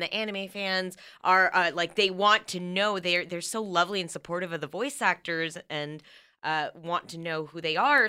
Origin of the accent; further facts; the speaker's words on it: United States; growing up in a mostly white area. and I got teased for being Asian American